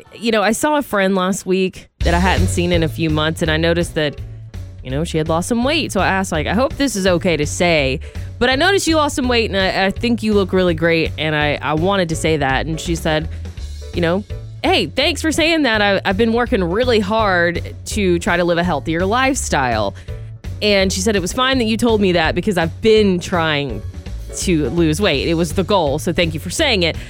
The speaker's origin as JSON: {"language": "English", "region": "Georgia", "country": "United States", "tie": "born or raised there", "moved": "as an adult", "lives_now": "Sonoma County, United States", "said": "my home state of Georgia"}